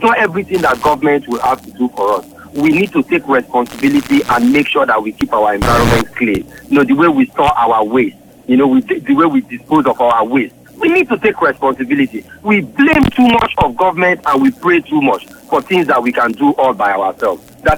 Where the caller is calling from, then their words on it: Lagos, Nigeria; I'm calling from Lekki.